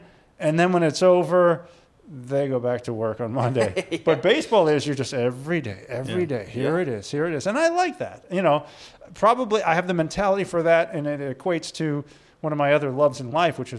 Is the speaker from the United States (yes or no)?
yes; St. Louis, Missouri, United States; I was born and raised in St. Louis.